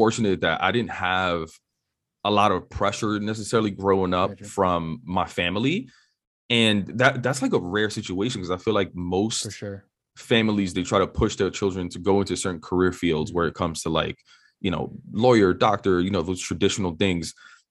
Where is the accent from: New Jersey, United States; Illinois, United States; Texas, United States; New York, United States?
New York, United States; New York City; So for perspective, I grew up in New York City on the Upper West Side of Manhattan.